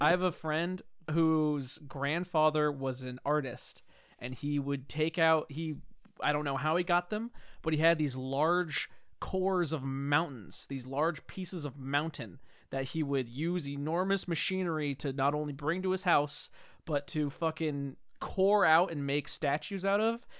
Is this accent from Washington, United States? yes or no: yes; Whidbey Island, Washington, United States; I'm from Woodby Island